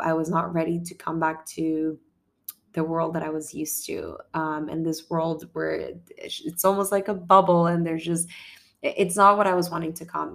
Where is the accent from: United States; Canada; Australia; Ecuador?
Ecuador; moved away; I come from Ecuador